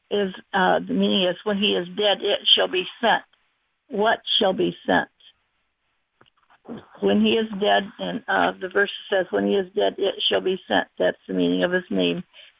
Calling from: Muskegon, Michigan, United States

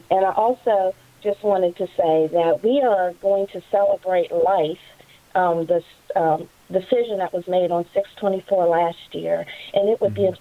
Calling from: Virginia, United States; I am coming from Fauquier County, Virginia.

